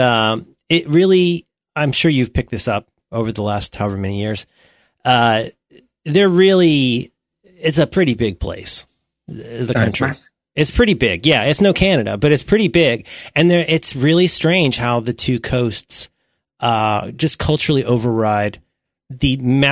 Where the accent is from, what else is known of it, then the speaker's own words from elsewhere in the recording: Ohio, United States; now in California, United States; I grew up in Ohio in the Eastern time zone